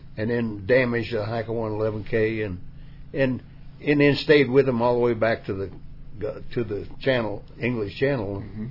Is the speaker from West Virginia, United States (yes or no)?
yes; West Virginia, United States; West Virginia was a place where right. everything was face value